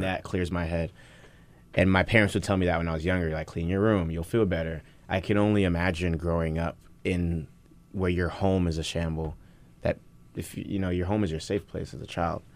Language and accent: English; New York City, New York, United States; moved away as an adult; also born or lived in Nigeria / New Orleans; I grew up in the Bronx, um, in a one-bedroom apartment with my mom